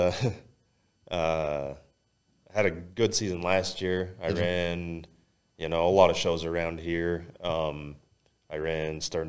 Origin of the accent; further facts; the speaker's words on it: Logan, Utah, United States; My hometown show in Cache Valley, Logan, Stern Dirt puts on, I think they call it Cache Carnage.